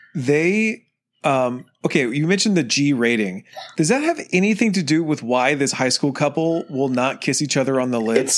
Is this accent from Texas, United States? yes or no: yes; Texas, United States; I am from Texas